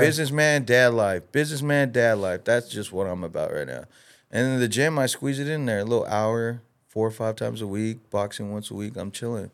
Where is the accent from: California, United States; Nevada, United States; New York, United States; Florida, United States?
California, United States; Los Angeles; I'm from L A. I grew up in L A.